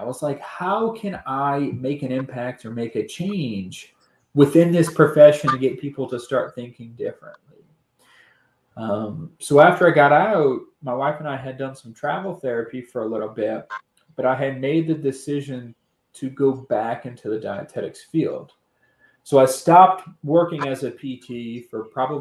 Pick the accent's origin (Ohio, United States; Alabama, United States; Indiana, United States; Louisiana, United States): Louisiana, United States; New Orleans; originally growing up in New Orleans